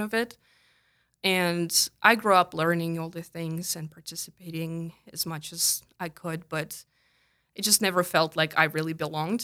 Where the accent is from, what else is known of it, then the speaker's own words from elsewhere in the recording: Tolyatti, Samara Oblast, Russia; English is a second language; moved away as an adult; also born or lived in Kentucky, United States; now in South Dakota, United States; I was born and raised in Russia